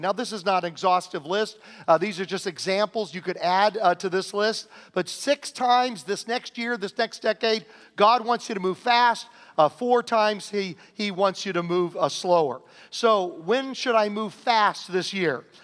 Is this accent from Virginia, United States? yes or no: yes; Southern Virginia, United States; growing up in Southern Virginia